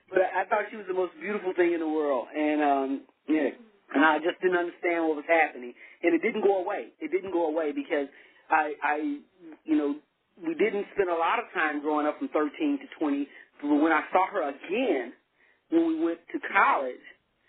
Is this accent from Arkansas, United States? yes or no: yes; Arkansas, United States; also born or lived in New Orleans; now in Texas, United States; growing up in Arkansas, it's a small community, very small town